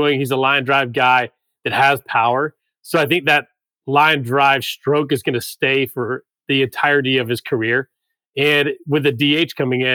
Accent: Atlanta, Georgia, United States; I'm in Atlanta. So I grew up in Atlanta, went to high school here, went to college here

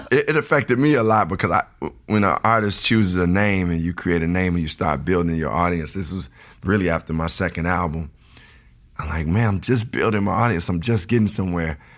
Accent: Chicago, Illinois, United States; born or raised there

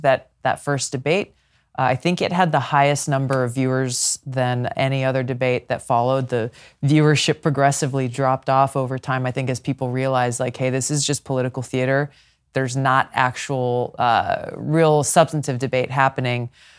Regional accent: Hawaii, United States; and especially so in my home state of Hawaii, very much a Big Ten inclusive party

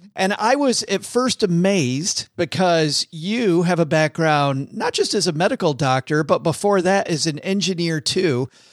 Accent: Detroit, Michigan, United States; I'm from Detroit

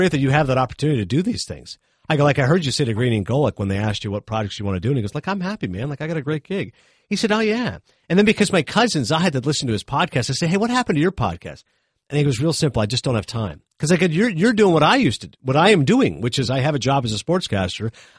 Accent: Toronto, Ontario, Canada; moved away; I'm from Toronto originally.

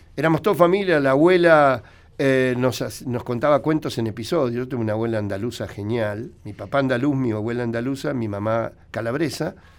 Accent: Buenos Aires, Argentina; yo nací en, Cabildo y Zavala a la vuelta.

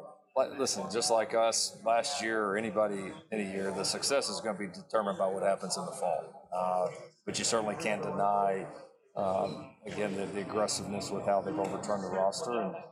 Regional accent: Texas, United States; You know, growing up in Texas, not too far from there, seeing some of the really good Colorado teams, knowing the history of that program.

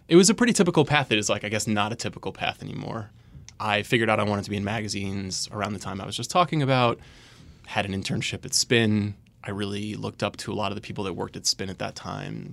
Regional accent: Long Island, New York, United States; I'm from Long Island

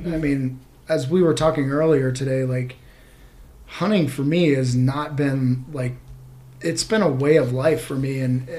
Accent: Vermont, United States; I did. I grew up hunting back in Vermont. Yeah, as a child there

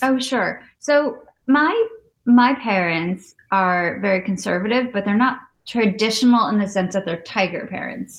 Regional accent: Midwest, United States; I grew up in the Midwest with mm-hmm. not many other Indian kids around

